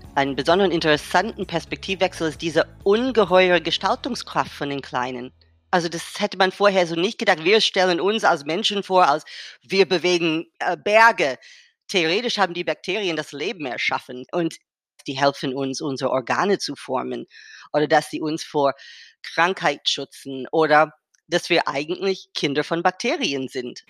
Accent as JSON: {"language": "German", "country": "United States", "second_language": "German", "moved": "yes", "said": "aus Amerika, wo ich herkomme"}